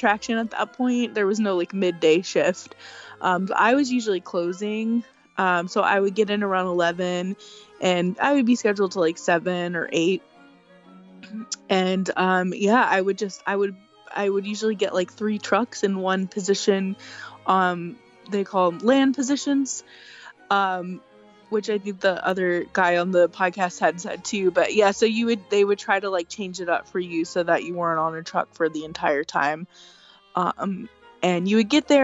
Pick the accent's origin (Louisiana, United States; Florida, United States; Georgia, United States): Louisiana, United States; now in New Jersey, United States; I'm from Louisiana